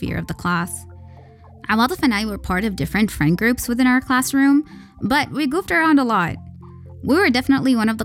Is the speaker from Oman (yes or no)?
yes; Al-Buraimi, Al Buraimi, Oman; now in Muscat, Oman; I have no issues being from Al-Buraimi nor making that public information.